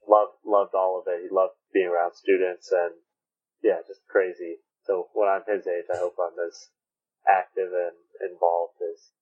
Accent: San Diego, California, United States; Growing up in San Diego, you grow up going to the beach

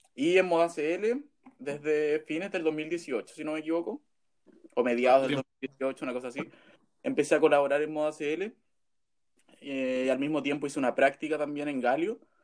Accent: Pomaire, Santiago Metropolitan Region, Chile; moved away as an adult; now in Santiago, Chile; soy de Pomaire, pero vivo hace cuatro años, los mismos cuatro años que estudio en Santiago.

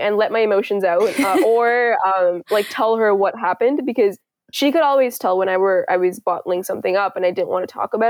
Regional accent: Richmond, British Columbia, Canada; also born or lived in India / Kuwait; we go to school in Richmond

